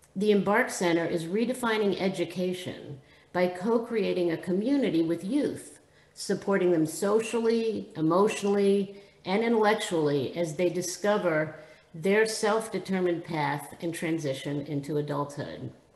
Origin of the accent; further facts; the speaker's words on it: Israel; moved away; Having been born and raised in Israel